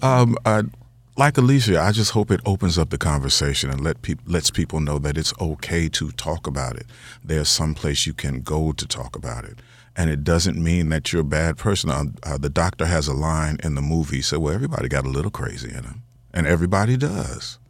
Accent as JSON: {"language": "English", "town": "Chicago", "region": "Illinois", "country": "United States", "said": "I'm from Chicago"}